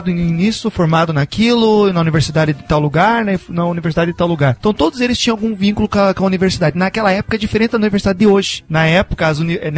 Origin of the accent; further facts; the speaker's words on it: Brazil; É que eu sou brasileiro.